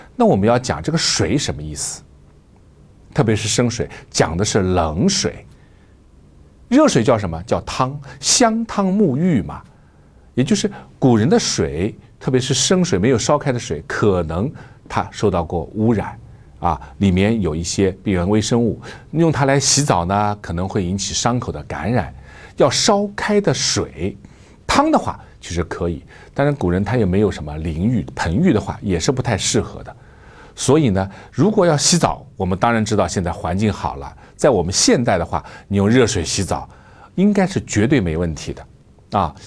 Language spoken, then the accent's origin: Chinese; China; 我们中国人在海外